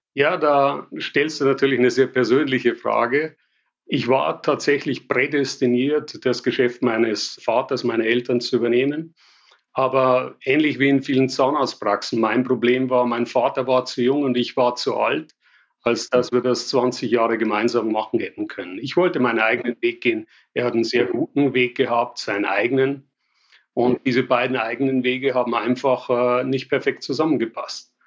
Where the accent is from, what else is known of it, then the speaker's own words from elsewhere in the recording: Passau, Bavaria, Germany; accent: Bavarian; also born or lived in Paris; Ich bin Bayer. Ich glaube, das kann sich nicht verleugnen lassen. Ich sage immer, kann alles außer Hochdeutsch und das wird wohl auch so bleiben. Von daher, ja, ich komme aus Passau in Bayern